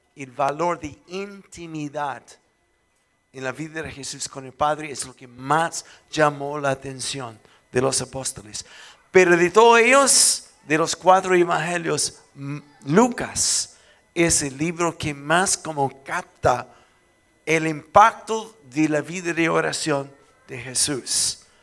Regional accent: Chile; soy chileno

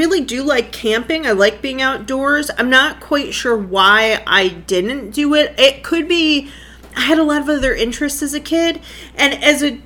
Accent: Lockport, United States; my hometown of Lockport

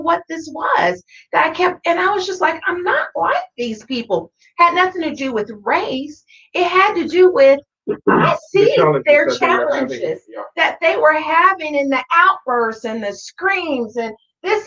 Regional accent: Tonganoxie, Kansas, United States; I grew up in Tonganoxie, Kansas, which is a small little country town in between Lawrence and Leavenworth.

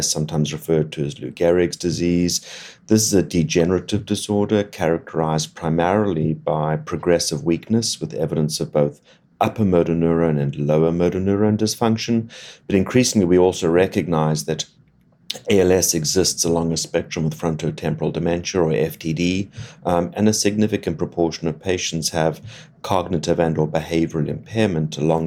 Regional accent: Cape Town, Western Cape, South Africa; moved away as an adult; also born or lived in Oxford, United Kingdom / Boston, United States / Atlanta, United States; now in Miami, United States; I grew up in Cape Town, South Africa, which is where I trained originally

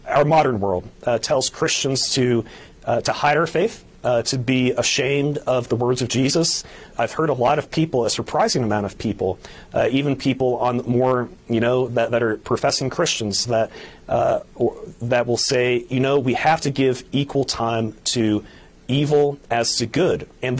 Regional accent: United States; And I'm, you know, I'm American and I love our country.

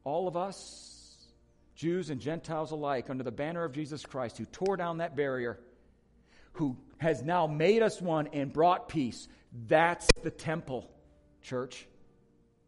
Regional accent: Wisconsin, United States; moved away; I come from Wisconsin

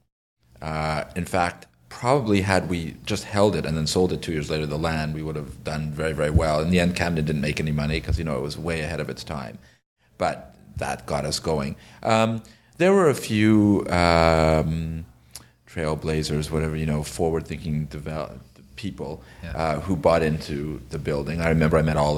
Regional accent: Ottawa, Ontario, Canada; I'm from Ottawa

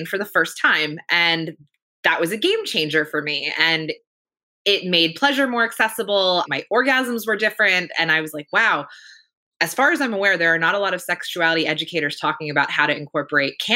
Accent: Pennsylvania, United States; moved away as an adult; now in California, United States; I grew up in Pennsylvania, which up until very recently was a prohibition state

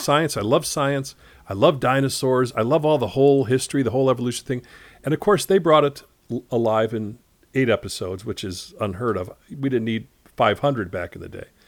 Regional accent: Chicago, Illinois, United States; growing up in Chicago

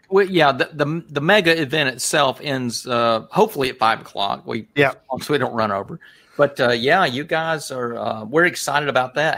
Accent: Rome, Georgia, United States; we're from Rome, of course, and uh, we're in Northwest Georgia

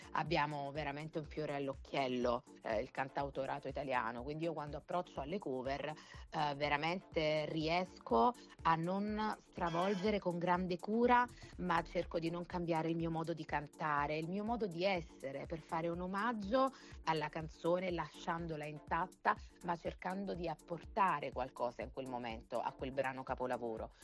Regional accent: Naples, Campania, Italy; io sono napoletana

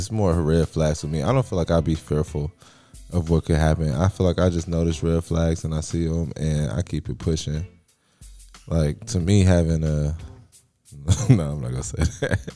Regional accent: California, United States; also born or lived in Lufkin, Texas; now in Houston, United States; I will claim California until

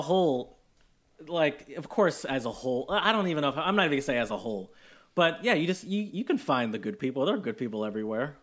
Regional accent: Michigan, United States; also born or lived in Austria / Germany; I love Michigan, where I'm from

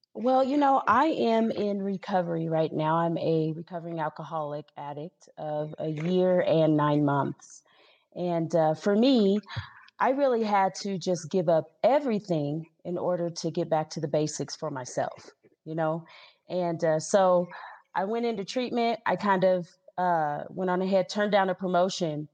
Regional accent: Denver, Colorado, United States; I'm a 36 year native of uh, Denver, Colorado.

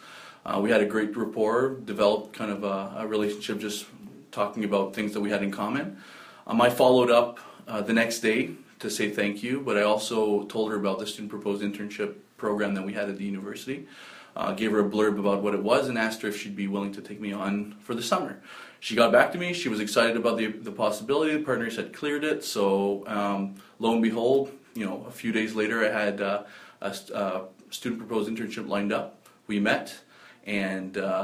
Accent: Northern Ontario, Canada; moved away; I'm from Northern Ontario originally.

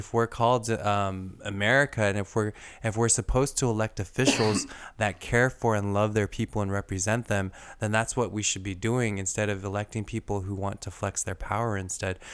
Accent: United States; us as the American people

